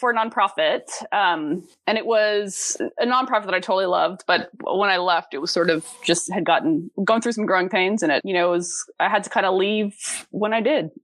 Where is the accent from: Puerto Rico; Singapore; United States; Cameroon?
Singapore; also born or lived in Dubai, United Arab Emirates; So I actually grew up um, in Singapore and Dubai. I grew up overseas.